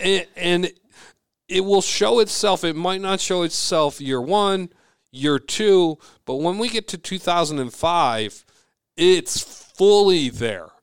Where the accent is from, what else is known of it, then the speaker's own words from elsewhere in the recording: Bloomington, Minnesota, United States; I grew up in Bloomington Jefferson